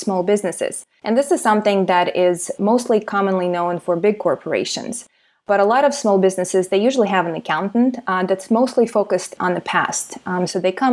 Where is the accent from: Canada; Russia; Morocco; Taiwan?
Russia; Siberia; now in Miami, United States; I was actually born and raised in Soviet Union and specifically in Siberia